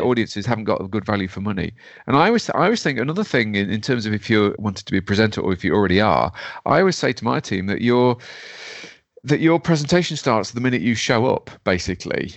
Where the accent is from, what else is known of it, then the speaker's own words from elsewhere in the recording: Derby, East Midlands, United Kingdom; I'm from Derby